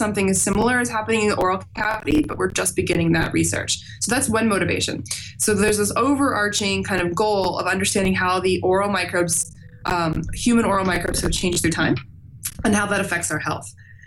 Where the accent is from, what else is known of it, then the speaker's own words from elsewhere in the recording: Overland Park, Kansas, United States; I'm from a suburb of Kansas City called Overland Park